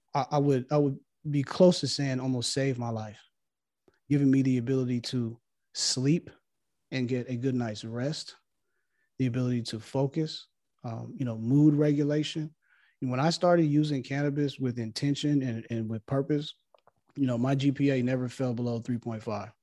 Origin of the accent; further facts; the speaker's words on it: Los Angeles, California, United States; growing up in Los Angeles